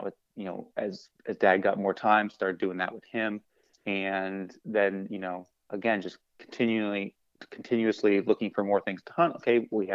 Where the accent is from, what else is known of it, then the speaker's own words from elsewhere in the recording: Maine, United States; I'm born and raised in Maine